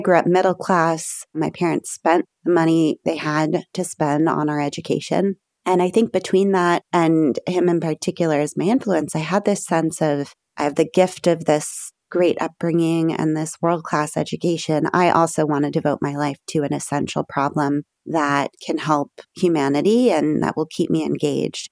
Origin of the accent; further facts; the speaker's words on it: Berkeley, California, United States; I grew up in Berkeley, California, I live today about three miles from the house I grew